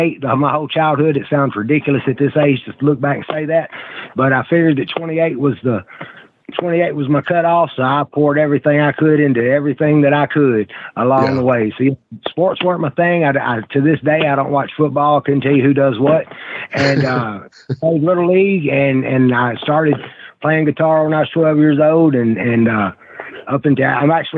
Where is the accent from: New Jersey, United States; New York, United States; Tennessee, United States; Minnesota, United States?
Tennessee, United States; Nashville; Right here in Nashville, Tennessee, brother. Born and raised